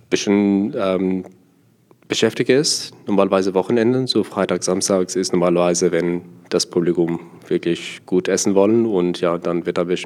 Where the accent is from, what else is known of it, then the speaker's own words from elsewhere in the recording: South Africa; German is a second language; moved away as an adult; now in Germany; Ja, ich bin ähm, nicht deutsch, ich bin gebürtig Südafrikaner äh, und bin seit 2015 hier in Deutschland äh, und ich ja, bin hier gekommen für Studium.